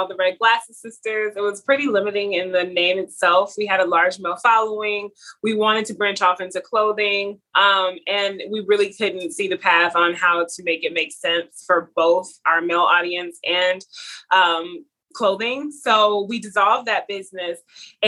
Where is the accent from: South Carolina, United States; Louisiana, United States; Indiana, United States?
Louisiana, United States; we are from Louisiana, which is French, French culture